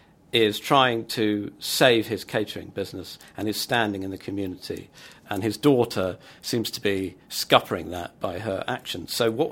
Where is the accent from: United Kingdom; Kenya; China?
United Kingdom; Mill Hill, London; I'm from Mill Hill.